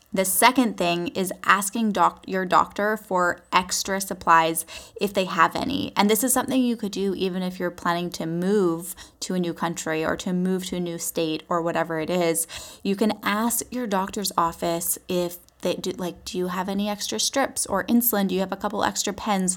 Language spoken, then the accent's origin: English; Vancouver Island, British Columbia, Canada; moved away as an adult; also born or lived in Los Angeles; I was born and raised on Vancouver Island, British Columbia, Canada.